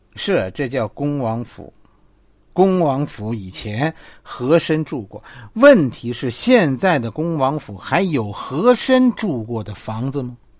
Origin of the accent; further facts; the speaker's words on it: Beijing, China; 我在这儿土生土长的快五十了